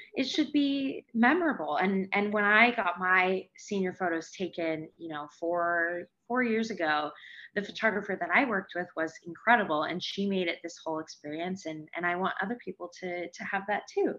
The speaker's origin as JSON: {"language": "English", "town": "Seattle", "region": "Washington", "country": "United States", "said": "I am from Seattle, Washington"}